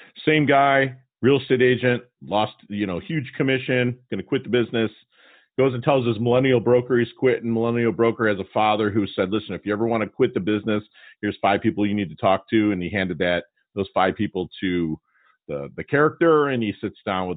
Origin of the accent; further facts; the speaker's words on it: Detroit, Michigan, United States; I grew up in Detroit